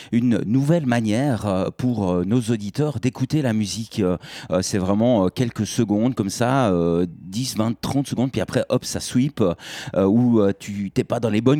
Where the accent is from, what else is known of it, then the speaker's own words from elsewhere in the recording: Neuchâtel, Switzerland; En tant que Neuchâtelois, on a fait quelques coproductions au, théâtre de la Poudrière avec Radio Rocher.